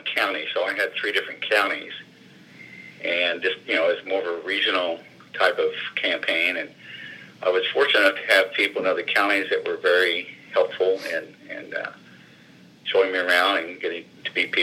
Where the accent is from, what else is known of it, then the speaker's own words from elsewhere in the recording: Madison, Indiana, United States; now in North Vernon, United States; I grew up in Madison, and of course, okay. I taught school here in North Furnace